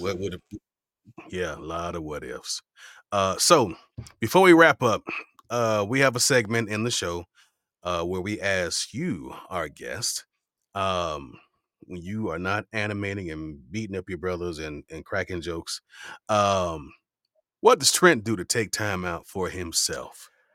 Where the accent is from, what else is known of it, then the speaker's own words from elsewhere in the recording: Miami, Florida, United States; growing up in Miami